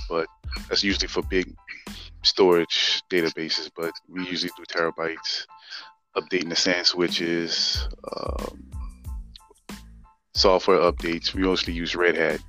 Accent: New Orleans, Louisiana, United States; now in Houston, United States; born and raised in New Orleans, Louisiana.

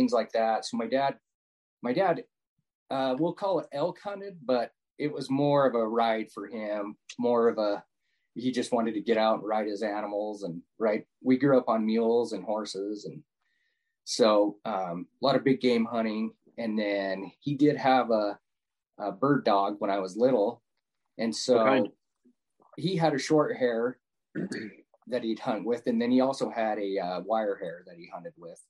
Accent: Utah, United States; also born or lived in Tooele County, Utah; born and raised in Utah. Just, you know, at the time was a small town, about 40 minutes south of Salt Lake

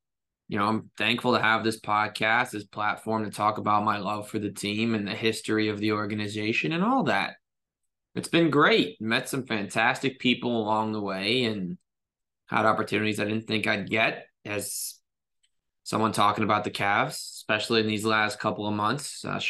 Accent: Bergen County, New Jersey, United States; growing up in Bergen County, New Jersey

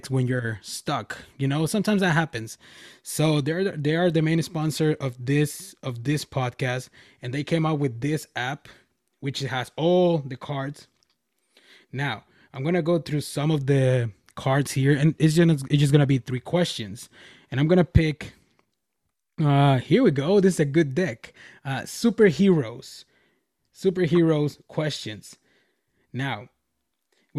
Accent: Nogales, Sonora, Mexico; first language Spanish; English is a second language; my hometown back in Mexico, which is Nogales, Sonora

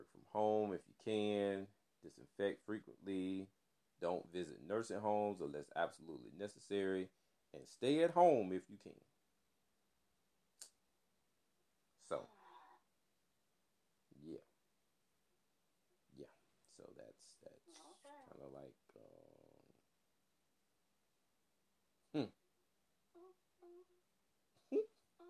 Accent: Clarksdale, Mississippi, United States; the city of Clarksdale, my hometown

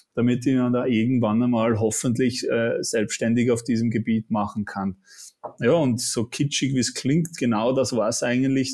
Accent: Switzerland; accent: Swiss; moved away as an adult; now in Austria; komme aus der Schweiz, bin nicht gebürtiger Österreicher. Man hört vielleicht auch ein bisschen am Akzent, ich versuche zu unterdrücken

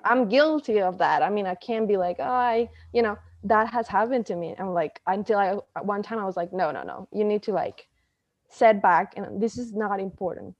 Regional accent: Costa Rica; I'm actually from Costa Rica

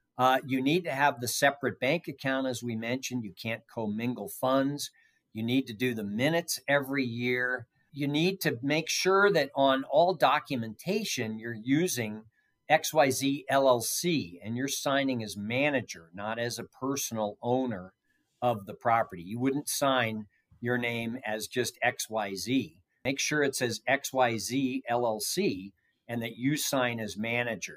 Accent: San Francisco Bay Area, California, United States; moved away as an adult; now in Nevada, United States; I grew up in the San Francisco Bay Area

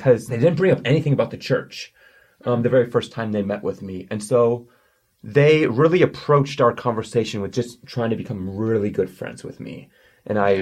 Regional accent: Sauk Rapids, Minnesota, United States; also born or lived in Russia; I've grown up in Minnesota my entire life in the city of Sauk Rapids.

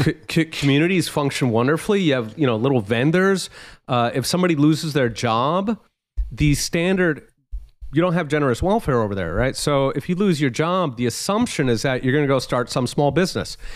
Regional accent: Philadelphia, Pennsylvania, United States; I'm actually from Philly

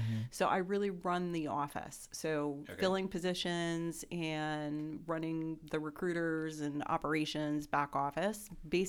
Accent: New Jersey, United States; So I grew up in New Jersey, but I worked in New York for about 25 years.

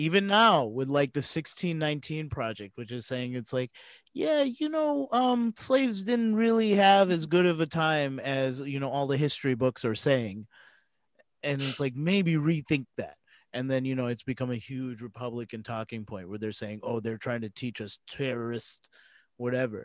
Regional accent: Mississippi, United States; I grew up in Mississippi

